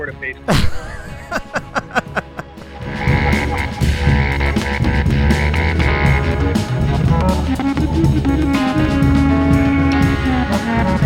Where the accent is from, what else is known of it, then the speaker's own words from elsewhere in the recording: South Florida, United States; I grew up in South Florida